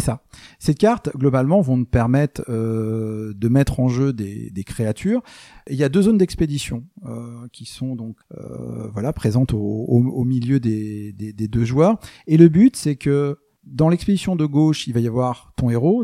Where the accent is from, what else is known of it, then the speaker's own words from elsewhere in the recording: France; moi je suis français